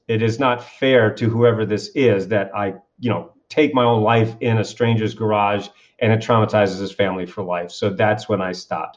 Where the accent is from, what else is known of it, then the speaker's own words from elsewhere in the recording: Kennebunkport, Maine, United States; I grew up in this little town called Kennebunkport, Maine, which just happens to be one of the wealthiest communities in New England